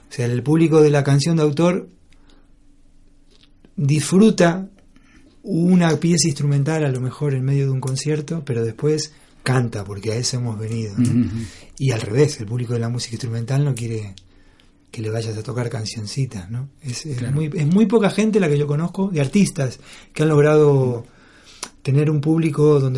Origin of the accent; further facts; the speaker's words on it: Argentina; moved away as an adult; now in Spain; con ese grupo vine de Argentina yo